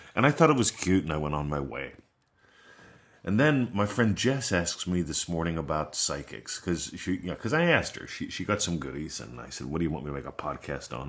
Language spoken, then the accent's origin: English; Pittsburgh, Pennsylvania, United States; now in Australia; I grew up in Pittsburgh